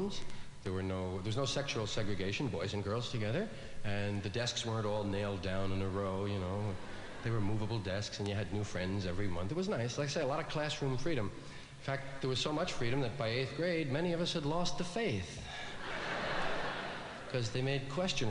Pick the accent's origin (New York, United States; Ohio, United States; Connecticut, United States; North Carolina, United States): New York, United States; I was from one of those Irish neighborhoods in New York